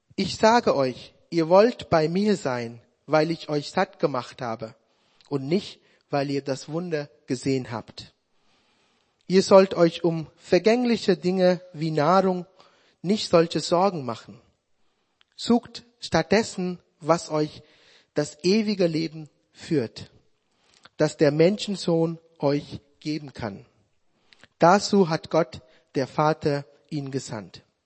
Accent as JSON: {"language": "German", "country": "Sri Lanka", "second_language": "German", "moved": "as an adult", "lives_now": "Germany", "said": "meine Heimat"}